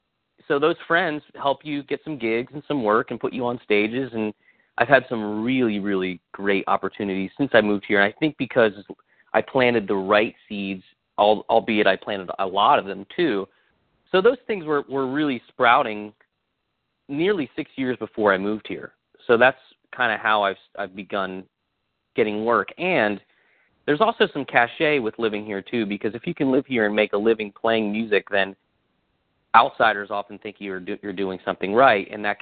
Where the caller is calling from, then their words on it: Nashville, Tennessee, United States; I am home. I'm in Nashville. I live southwest of the city, about 15 minutes.